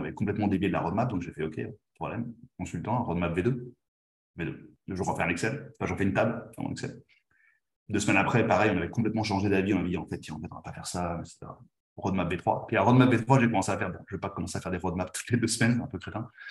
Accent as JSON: {"language": "French", "country": "France", "moved": "as an adult", "lives_now": "Spain", "said": "je suis français, même si je suis espagnol d'adoption maintenant, j'habite en Espagne"}